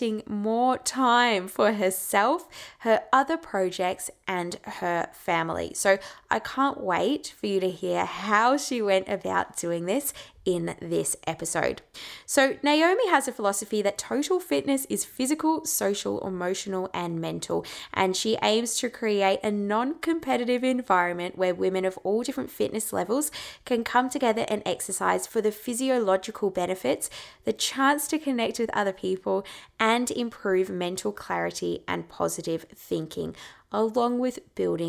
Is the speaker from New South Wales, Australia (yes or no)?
no; Ballarat, Victoria, Australia; based in my hometown of Ballarat, Victoria